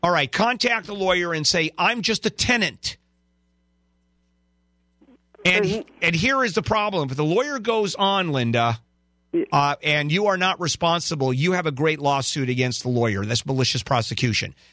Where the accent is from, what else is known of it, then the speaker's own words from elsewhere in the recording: Japan; English is a second language; now in United States; Jap Japan.